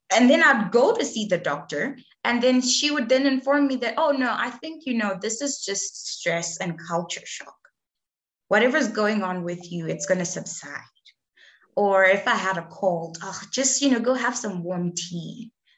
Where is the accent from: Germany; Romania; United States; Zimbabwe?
Zimbabwe; moved away as an adult; also born or lived in South Africa / Australia; I was born and raised in Zimbabwe